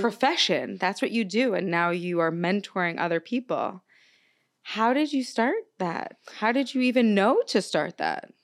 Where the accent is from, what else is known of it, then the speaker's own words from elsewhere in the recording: Long Island, New York, United States; also born or lived in Brooklyn, New York, United States; I was raised on Long Island